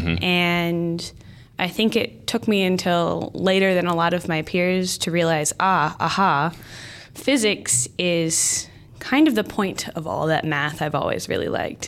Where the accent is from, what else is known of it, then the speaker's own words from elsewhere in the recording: Lancaster, Pennsylvania, United States; moved away; So I'm from Lancaster, Pennsylvania. It's a pretty rural area, about an hour from Philadelphia. I grew up on a small farm